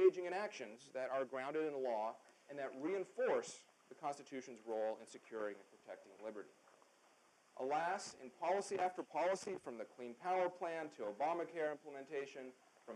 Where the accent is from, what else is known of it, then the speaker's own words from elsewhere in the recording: Canada; now in United States; I grew up in Canada, so I'm not a natural-born citizen